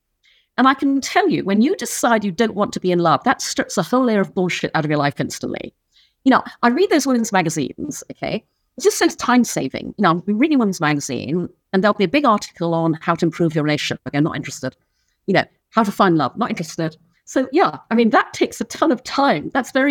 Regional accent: Brunei; also born or lived in United Kingdom; I was born in the UK, but when I was six, we moved to Brunei in Borneo, so I grew up in Asia.

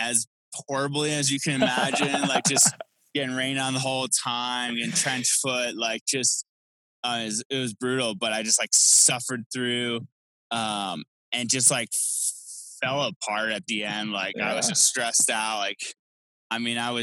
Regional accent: East Coast, United States; moved away; growing up on the East Coast

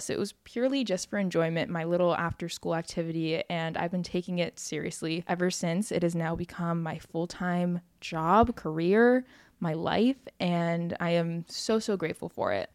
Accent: Oahu, Hawaii, United States; I grew up in Hawaii on the island of Oahu, and I've lived here my whole life

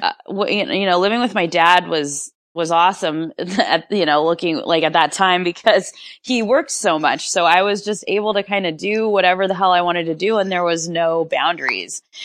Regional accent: Rancho Cucamonga, California, United States; I was born and raised in Rancho Cucamonga, which is a suburb in Southern California

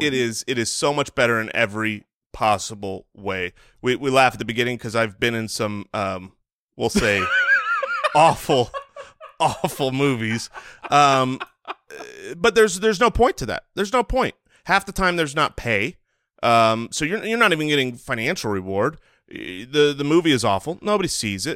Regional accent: United States; as an American who has eaten plenty of bread

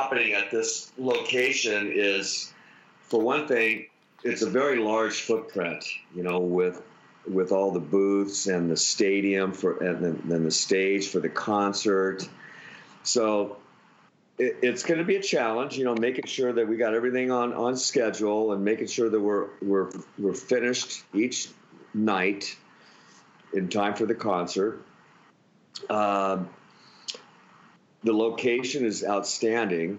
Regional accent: Honolulu, Hawaii, United States; I grew up in Ainahaina.

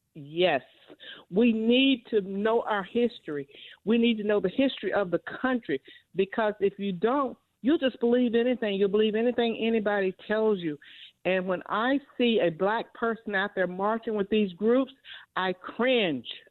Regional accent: the South, United States; I'm from the South

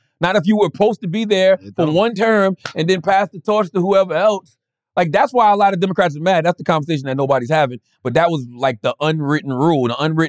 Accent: South Carolina, United States; I'm from South Carolina, so I've been seeing her.

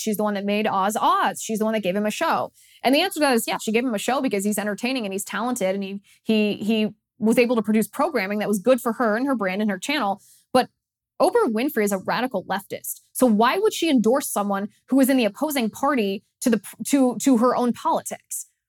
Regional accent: Ohio, United States; moved away; also born or lived in California; my home state of Ohio

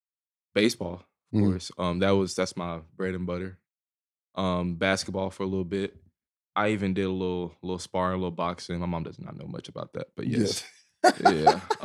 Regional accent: Dallas, Texas, United States; I am from Dallas, Texas, born and raised. Oak Cliff, south of Cliff to be specific.

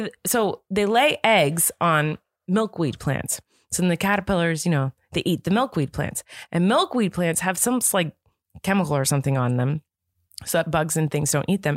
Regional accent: Santa Barbara, California, United States; I grew up in Santa Barbara

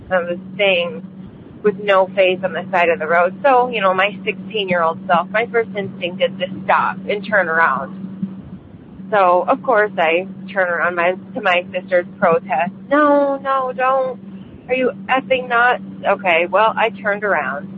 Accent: Michigan, United States; I'm from Michigan.

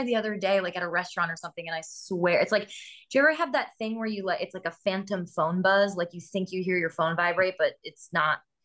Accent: Massachusetts, United States; moved away; also born or lived in New York; I grew up in Massachusetts

